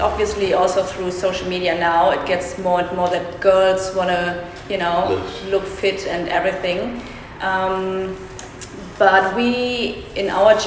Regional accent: Germany; moved away as an adult; now in Perth, Australia; I come from Germany originally. I'm not Russian

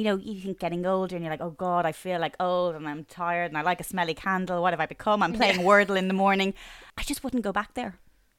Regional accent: Bray, Leinster, Ireland; I grew up in Bray and there was two clothes shops in Bray.

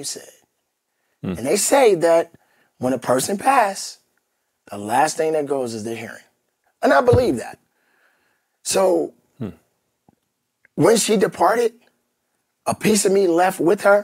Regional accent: Chicago, Illinois, United States; I'm from Chicago

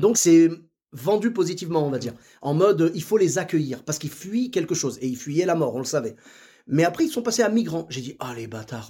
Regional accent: Morocco; nous, au Maroc, on a un peu la même chose, tu vois. Moi, je parle marocain.

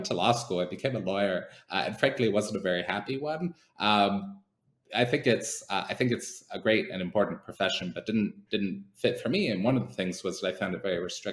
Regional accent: Canada; moved away; as a Canadian

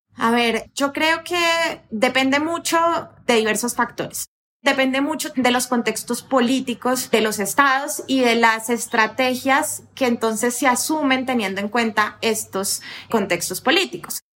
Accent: Colombia; las colombianas

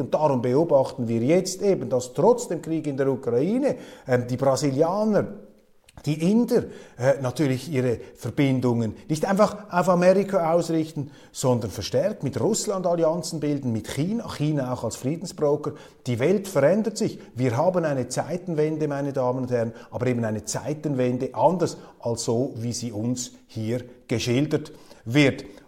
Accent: Switzerland; als Schweizer

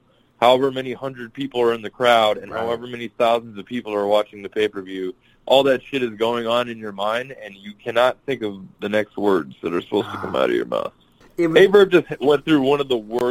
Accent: Bay Area, California, United States; growing up in the Bay Area

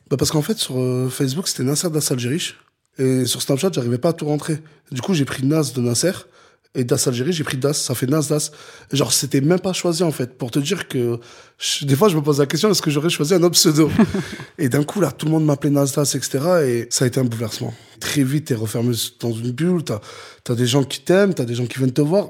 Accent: Perpignan, Occitania, France; je suis de Perpignan, c'est la ville la plus au sud de France

